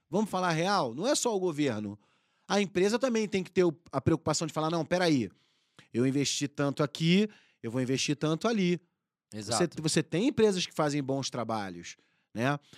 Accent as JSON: {"language": "Portuguese", "region": "Rio de Janeiro", "country": "Brazil", "tie": "born or raised there", "also_born_or_lived": "Mato Grosso / Rio Grande do Sul / Paraná / Itu", "said": "Eu, eu sou carioca, né? Eu, eu cresci no Rio de Janeiro, mas eu sou filho de piloto agrícola."}